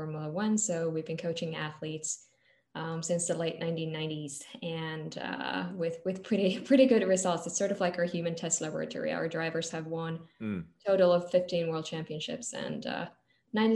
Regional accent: Finland; now in London, United Kingdom; I'm from Finland originally

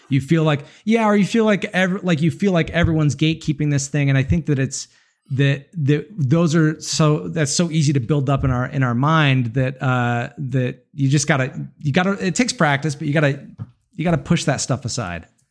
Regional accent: Utah, United States; I'm from Utah, a lot of mountains around

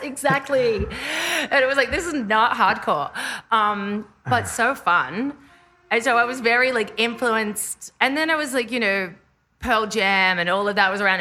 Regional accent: Australia; moved away as an adult; now in Los Angeles, United States; I'm Australian

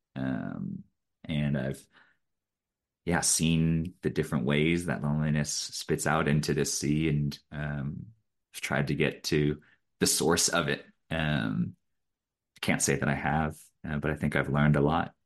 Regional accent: Eugene, Oregon, United States; I grew up in Eugene, Oregon

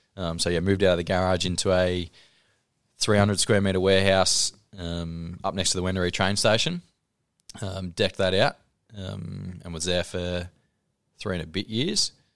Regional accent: Horsham, Victoria, Australia; moved away as an adult; now in Ballarat, Australia; I grew up in Horsh, or just out of Horsham in Kwantong, uh, school there, moved to Ballarat for uni

